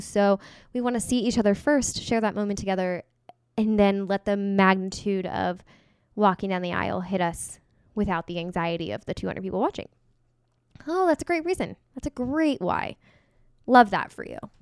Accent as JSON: {"language": "English", "region": "Kansas", "country": "United States", "said": "I'm from Kansas."}